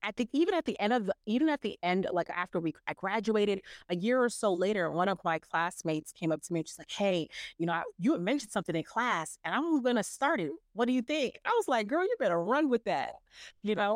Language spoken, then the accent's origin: English; New York City, New York, United States; born and raised in New York City, and I come from amazing Caribbean parents.